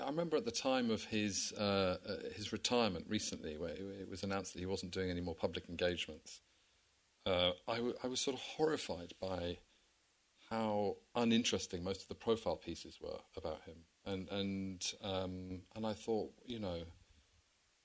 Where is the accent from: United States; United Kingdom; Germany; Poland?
United Kingdom; England; I think it's just part of being English, isn't it? I mean, it's just sort of British. It's just so naturally part of who we are